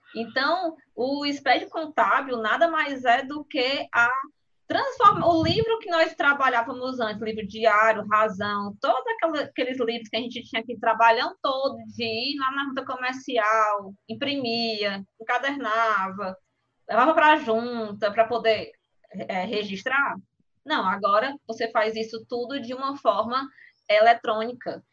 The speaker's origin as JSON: {"language": "Portuguese", "country": "Brazil", "said": "como bom brasileiros que somos"}